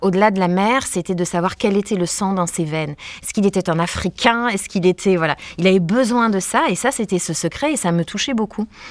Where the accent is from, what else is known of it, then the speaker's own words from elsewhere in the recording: Var, Provence-Alpes-Côte d'Azur, France; je suis du Var